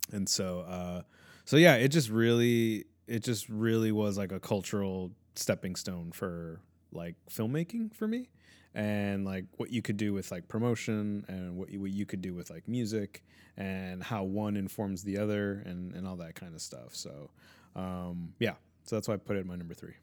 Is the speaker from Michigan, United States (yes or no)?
no; Chicago, Illinois, United States; I was born here